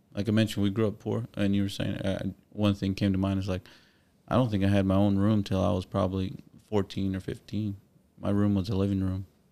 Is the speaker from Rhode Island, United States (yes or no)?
no; Corpus Christi, Texas, United States; I grew up on the west side of Corpus